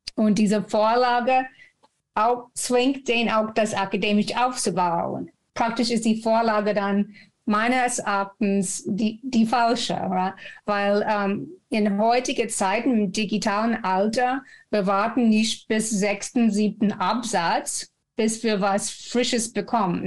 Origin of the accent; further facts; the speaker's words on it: Texas, United States; German is a second language; moved away as an adult; now in Frankfurt, Germany; Ich komme aus Texas und bin über 30 Jahre schon in Deutschland.